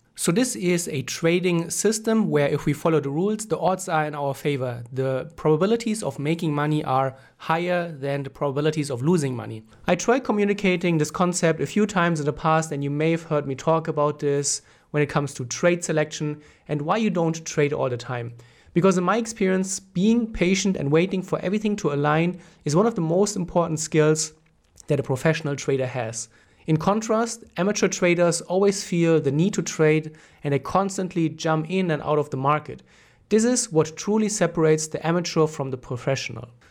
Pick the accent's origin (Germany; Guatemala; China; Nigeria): Germany; I'm from Germany